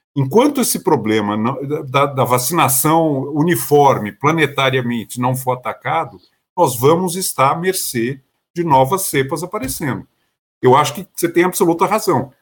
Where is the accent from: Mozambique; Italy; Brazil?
Brazil; como brasileiro